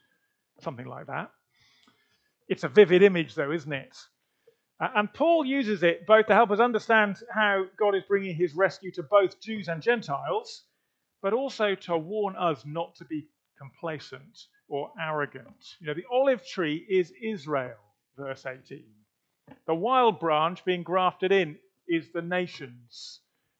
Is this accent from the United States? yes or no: no; United Kingdom; now in Leicester, United Kingdom; As white British Christians